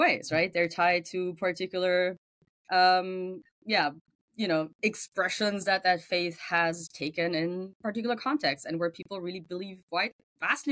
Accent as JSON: {"language": "English", "country": "Germany", "tie": "born or raised there", "second_language": "English", "moved": "as an adult", "said": "So English is not my first language. I grew up in Germany. So you will find the accent in the background every now and then"}